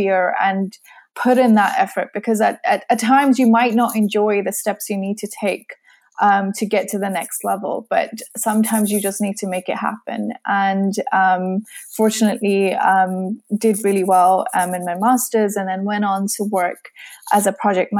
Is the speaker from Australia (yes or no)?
no; Surrey, South East England, United Kingdom; moved away as an adult; now in Kent, United Kingdom; I was born and raised in Surrey